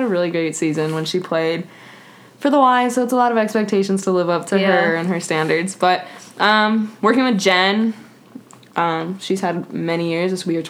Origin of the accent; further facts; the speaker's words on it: Highlands Ranch, Colorado, United States; I'm from Colorado. Highlands Ranch, specifically.